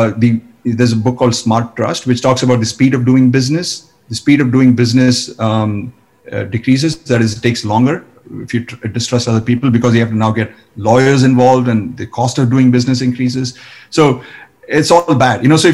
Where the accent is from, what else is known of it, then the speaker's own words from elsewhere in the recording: India; Yes, in fact, yes.